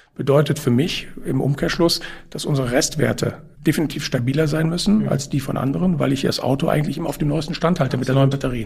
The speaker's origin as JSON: {"language": "German", "town": "Cologne", "region": "North Rhine-Westphalia", "country": "Germany", "also_born_or_lived": "Brussels", "said": "das ist Köln. Da, wo ich herkomme"}